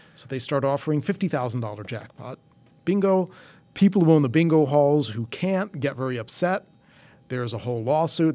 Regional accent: Atlantic City, New Jersey, United States; now in Las Vegas, United States; I grew up in Atlantic City right when they legalized casinos

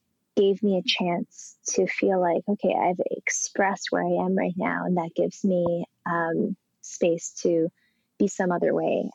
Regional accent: Colorado, United States; like my home state of Colorado and Boulder and in Rome

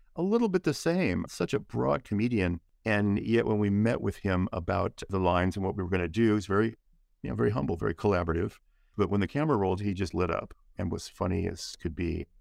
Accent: San Gabriel Valley, Southern California, United States; I grew up in the San Gabriel Valley, which is a lovely part of Southern California, the Los Angeles area

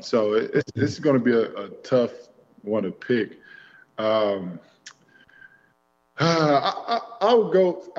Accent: Texas, United States; I'm from Texas.

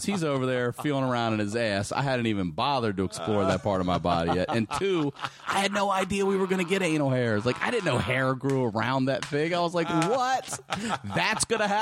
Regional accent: Baltimore, Maryland, United States; I was born in Baltimore, in the city, and we lived there

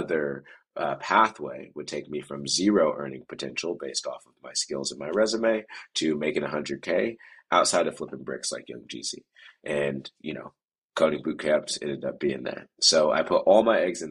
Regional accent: Oakland, California, United States; I grew up in Oakland, so I was just 15 minutes away from San Francisco

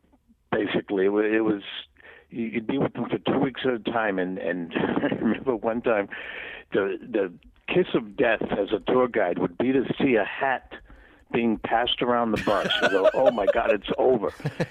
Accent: Rhode Island, United States; I came out from Rhode Island and took two busloads of people for 2 weeks at a time from L.A. to Vegas

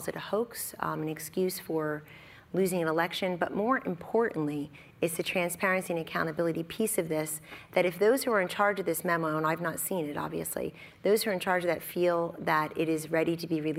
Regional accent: outside of Camden, New Jersey, United States; I grew up outside of Camden in Philadelphia

